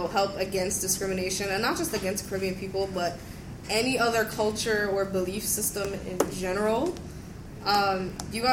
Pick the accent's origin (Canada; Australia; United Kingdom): Canada; I was born in Canada.